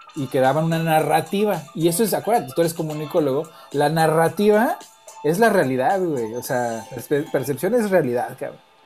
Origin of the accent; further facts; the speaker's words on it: Mexico; con la gente con la que yo crecí, con vivir en México